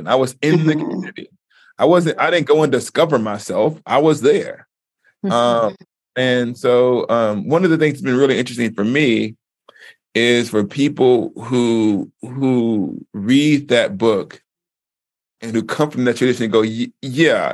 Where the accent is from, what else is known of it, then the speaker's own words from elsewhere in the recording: the American South, United States; moved away; I grew up in the Black church. And like I said, in the African-American, Black Southern African-American context